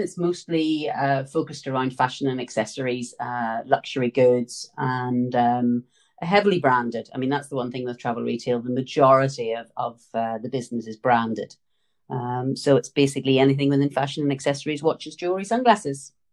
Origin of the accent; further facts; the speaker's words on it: Northern Ireland, United Kingdom; as you can tell from the accent, I was born and raised in Northern Ireland.